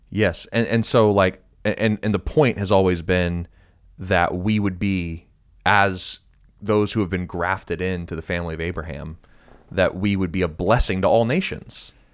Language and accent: English; United States; being an American